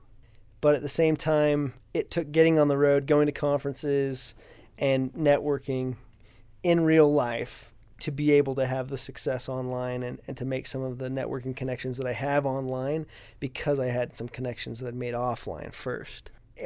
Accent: Ridgefield, Washington, United States; I grew up in Ridgefield, Washington, a small town just north of Portland, Oregon, a little ways.

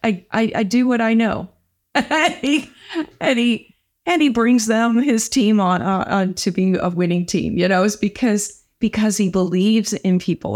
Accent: St. Louis, Missouri, United States; now in Culver City, United States; I'm from Saint Louis, Missouri

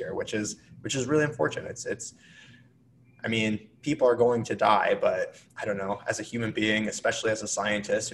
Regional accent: United States; moved away; back where I grew up near Iowa

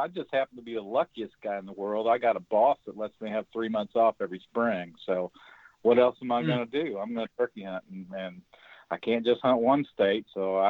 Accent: Indiana, United States; I'm just an old honyok, a term used around Indiana a lot.

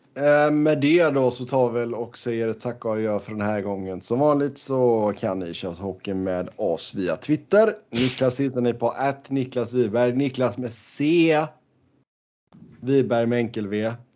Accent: Sweden; moved away; hemma i, hemma i Sverige

